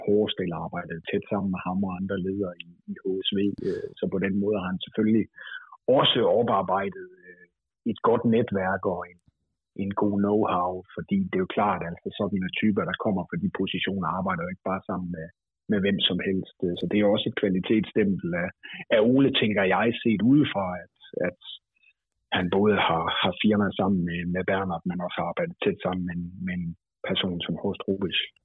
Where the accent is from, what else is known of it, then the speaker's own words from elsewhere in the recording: North Jutland, North Denmark Region, Denmark; som nordjyde